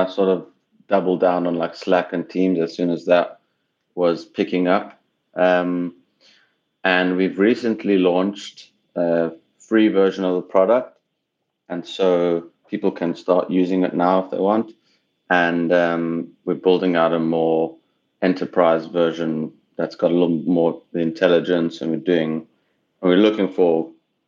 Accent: South Africa; moved away as an adult; also born or lived in Cape Town / Tel Aviv / Oklahoma; now in Los Angeles, United States; I'm from South Africa originally

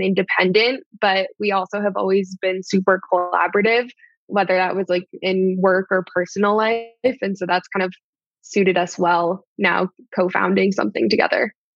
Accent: Maine, United States; moved away; I grew up in Maine.

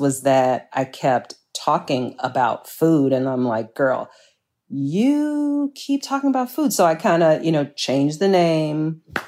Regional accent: Chicago, Illinois, United States; born and raised here I'm a Chicagoan through and through

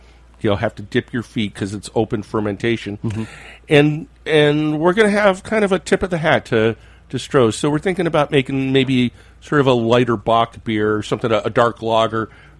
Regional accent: Michigan, United States; Growing up in Michigan

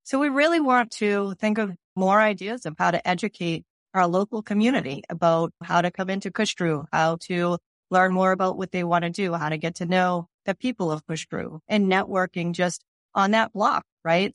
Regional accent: Cambridge, Massachusetts, United States; moved away as an adult; Cambridge, and I've grown up here, and I lived in other places and came back

